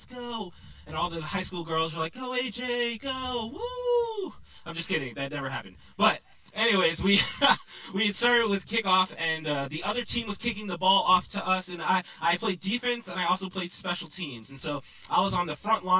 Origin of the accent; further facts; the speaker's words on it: New York, United States; now in Texas, United States; I grew up in New York